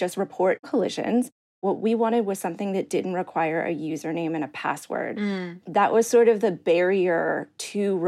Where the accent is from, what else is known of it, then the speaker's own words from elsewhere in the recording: Maryland, United States; moved away; also born or lived in New York City; growing up in Maryland